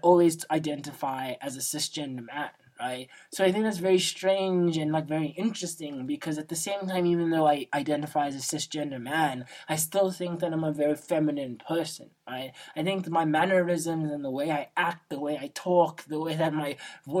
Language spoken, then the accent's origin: English; South Africa; as a South African, I'm Xhosa, and being from South Africa